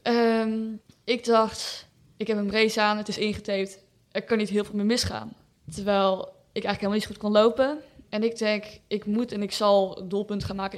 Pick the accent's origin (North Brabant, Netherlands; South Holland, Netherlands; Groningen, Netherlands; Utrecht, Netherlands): North Brabant, Netherlands; Breda; Ik ben 16 jaar. Ik kom uit Breda.